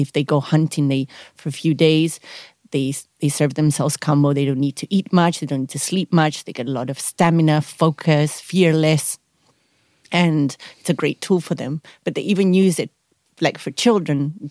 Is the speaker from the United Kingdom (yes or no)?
no; Spain; moved away as an adult; now in South Africa; I come from Spain, but I've been a nomad traveling the world for seven years now. I actually chose to stay here in South Africa.